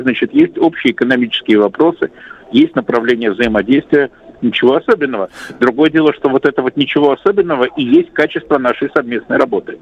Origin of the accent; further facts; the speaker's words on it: Saint Petersburg, Russia; Санкт-Петербурга, моего родного города